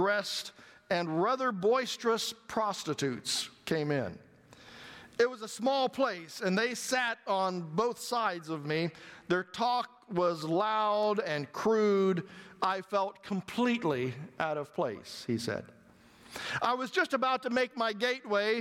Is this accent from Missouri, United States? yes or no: yes; Missouri, United States; I'm from Missouri, so I can say that, right? I'm a hillbilly